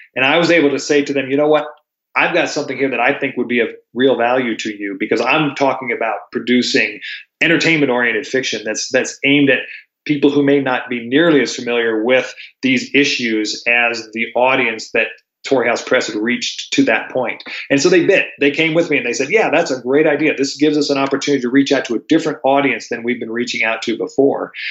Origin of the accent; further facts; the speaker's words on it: Durango, Colorado, United States; I was raised here in Durango